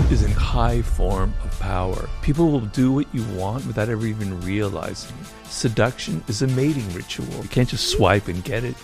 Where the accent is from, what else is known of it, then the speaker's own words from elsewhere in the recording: Los Angeles, California, United States; I grew up here in Los Angeles, not far from where we are, in, in a neighborhood called Baldwin Hills